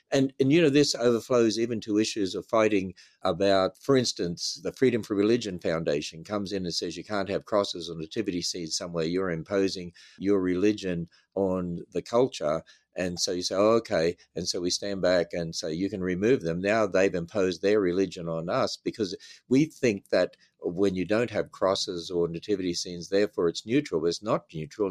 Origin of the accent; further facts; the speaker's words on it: Australia; moved away as an adult; now in United States; as an Australian